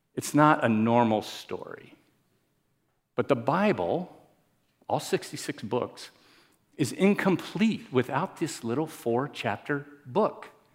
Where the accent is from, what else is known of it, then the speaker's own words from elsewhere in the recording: Miami, Florida, United States; I'm from Miami.